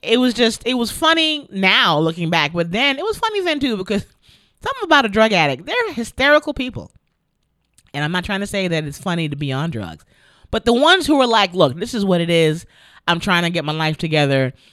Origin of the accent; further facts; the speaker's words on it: New York City, New York, United States; my hometown of the Bronx